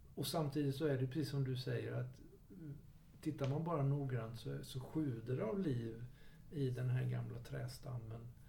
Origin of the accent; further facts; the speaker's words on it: Jönköping, Jönköping County, Sweden; där jag växte upp i Jönköping